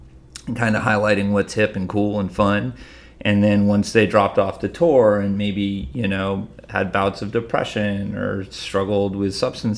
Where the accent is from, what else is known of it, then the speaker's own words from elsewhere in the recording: Massachusetts, United States; We grew up in Western Massachusetts, so not on the beach.